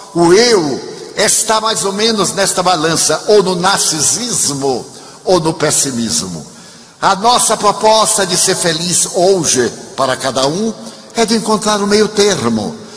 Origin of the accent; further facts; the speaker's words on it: Brazil; nós brasileiros